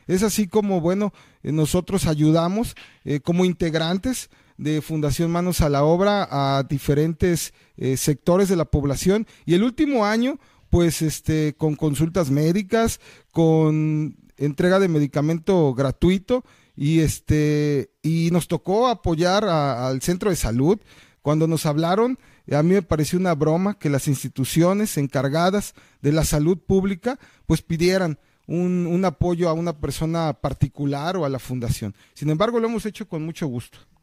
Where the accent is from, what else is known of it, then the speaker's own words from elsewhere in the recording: Jilotepec, Veracruz, Mexico; originario de Gilotepec